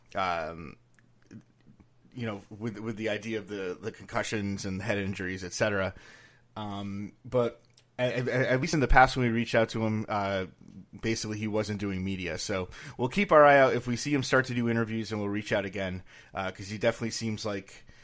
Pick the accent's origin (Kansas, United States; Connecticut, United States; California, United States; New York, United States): Connecticut, United States; I grew up in Connecticut